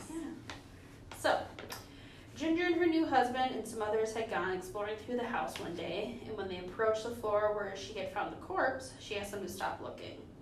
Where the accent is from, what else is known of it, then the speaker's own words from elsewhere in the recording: Minnesota, United States; we're from Minnesota